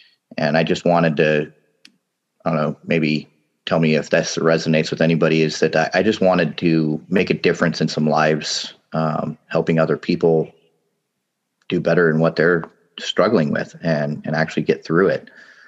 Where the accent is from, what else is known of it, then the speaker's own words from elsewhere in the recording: Papua New Guinea; now in United States; I mean, yeah, I grew up in Papua New Guinea. A lot of people came back to the U.S. and I was forced to come out of my little wonderland there, living in the tropics.